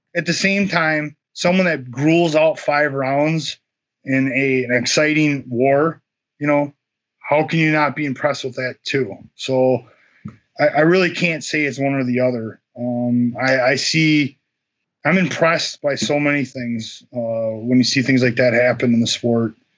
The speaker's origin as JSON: {"language": "English", "country": "United States", "said": "as an American fighter"}